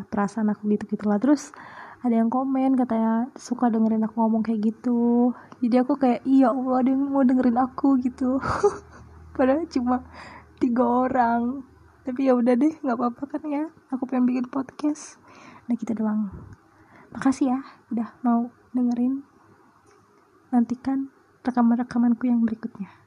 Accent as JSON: {"language": "Indonesian", "region": "Sumatra", "country": "Indonesia", "tie": "born or raised there", "also_born_or_lived": "Kalimantan", "lives_now": "Purbalingga, Indonesia", "said": "aku tinggal di Purbalingga aku lahirnya di Kalimantan jauh banget terus ya, pokoknya aku besarnya di Sumatera deh udah aku pindah tujuh kali tujuh kota berapa pulau ya berarti satu dua tiga tiga pulau"}